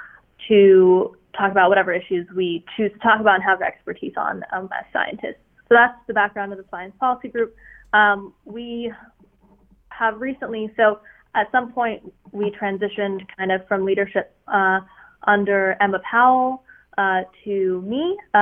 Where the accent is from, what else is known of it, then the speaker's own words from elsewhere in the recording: Russia; I'm originally from Russia, so my parents moved here and are obviously kind of very, very against any sort of leftist notions.